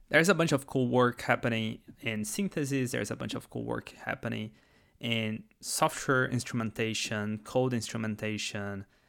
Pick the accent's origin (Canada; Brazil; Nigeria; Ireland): Brazil; first language Portuguese; English is a second language; moved away; English is not my first language. That's because I am actually from Brazil, and we talk Portuguese in Brazil.